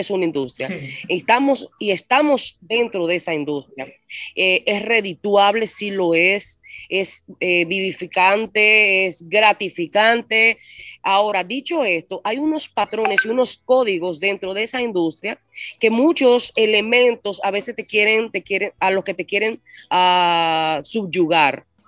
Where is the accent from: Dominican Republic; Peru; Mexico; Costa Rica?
Dominican Republic; La Romana; also born or lived in Santo Domingo / San Cristóbal; Yo vine con siete años yo nací en Santo Domingo, que es la capital. A los siete, viví siete años en San Cristóbal, al sur, con mi familia. Y luego con siete años vine al este, a la Romana.